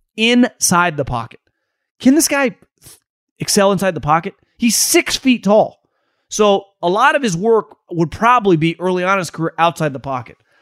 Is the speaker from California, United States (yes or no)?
yes; Davis, California, United States; I grew up in Davis, California